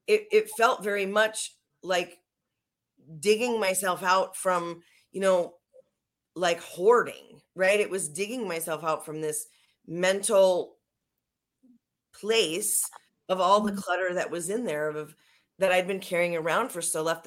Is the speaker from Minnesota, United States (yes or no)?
yes; Minnesota, United States; moved away; I'm from Minnesota too, originally